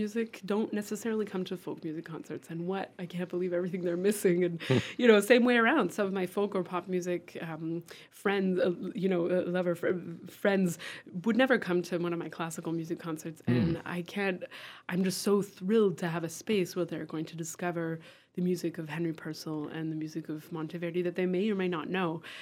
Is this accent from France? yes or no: yes; France; now in Western Massachusetts, United States; I grew up in France